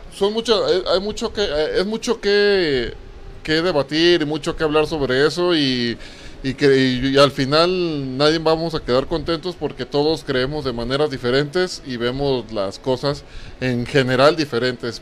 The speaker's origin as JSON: {"language": "Spanish", "country": "Mexico", "said": "nosotros como mexicanos"}